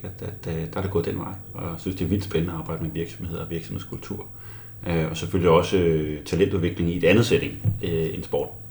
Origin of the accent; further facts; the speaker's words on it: Albertslund, Capital Region of Denmark, Denmark; Jeg voksede op i Albertslund øh, som 14-årig